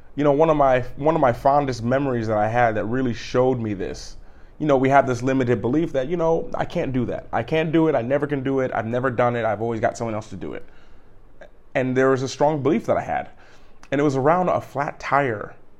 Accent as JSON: {"language": "English", "town": "Cleveland", "region": "Ohio", "country": "United States", "tie": "born or raised there", "said": "I'm a kid from Cleveland. I'm a grown kid from Cleveland. I grew up in wintertime every day, fifteen, twenty minutes of shoveling the snow."}